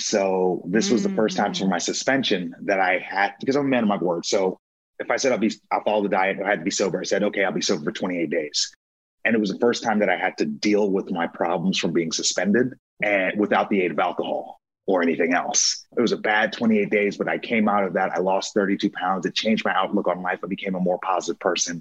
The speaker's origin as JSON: {"language": "English", "area": "Long Island", "region": "New York", "country": "United States", "tie": "born or raised there", "moved": "as an adult", "said": "I was born in Long Island, New York. I lived there until I was 18, right before my senior year in high school."}